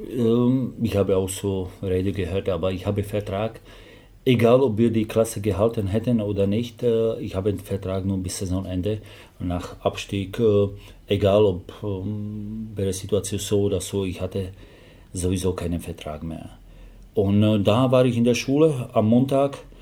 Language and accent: German; Slovakia; German is a second language; moved away as an adult; now in Germany; ich habe Englisch gelernt, weil ich komme aus der Slowakei